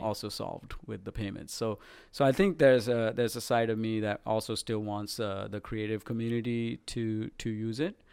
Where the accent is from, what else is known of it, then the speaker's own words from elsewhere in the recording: Sri Lanka; moved away; I was a pop artist growing up in Sri Lanka